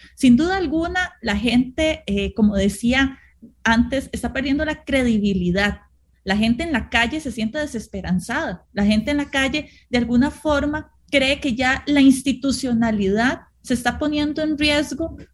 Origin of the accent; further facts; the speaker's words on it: Costa Rica; nosotros como costarricenses